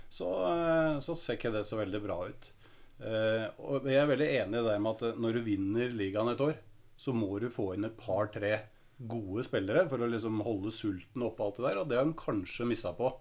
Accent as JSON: {"language": "Norwegian", "town": "Lørenskog", "region": "Akershus", "country": "Norway", "said": "også fra Lørenskog"}